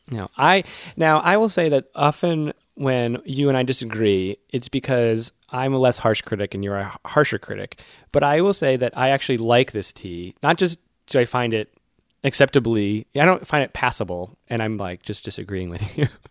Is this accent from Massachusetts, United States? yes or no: yes; Worcester, Massachusetts, United States; my hometown, Worcester